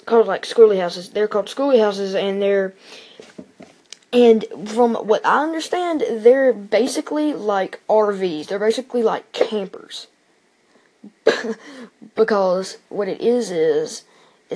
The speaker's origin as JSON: {"language": "English", "town": "Starkville", "region": "Mississippi", "country": "United States", "tie": "born or raised there", "said": "my hometown, Starkville, Mississippi"}